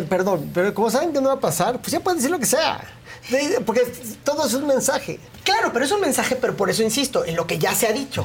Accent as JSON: {"language": "Spanish", "region": "Oaxaca", "country": "Mexico", "said": "yo soy de Oaxaca"}